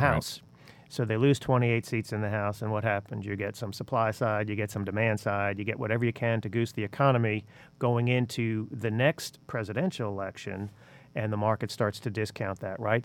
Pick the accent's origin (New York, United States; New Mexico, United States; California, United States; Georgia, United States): New York, United States; New York City; moved away; even though I was born in the Bronx